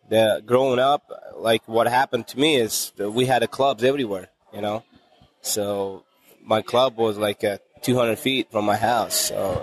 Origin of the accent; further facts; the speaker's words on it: Uzbekistan; When we got our broke up